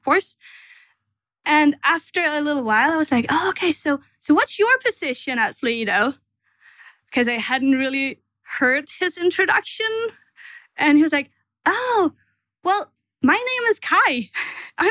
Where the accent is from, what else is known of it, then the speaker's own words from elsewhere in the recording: Denmark; also born or lived in Stockholm; I'm from Denmark